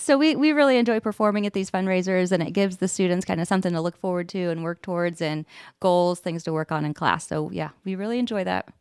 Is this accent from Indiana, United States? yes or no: yes; Anderson, Indiana, United States; I live in Anderson. I grew up in Anderson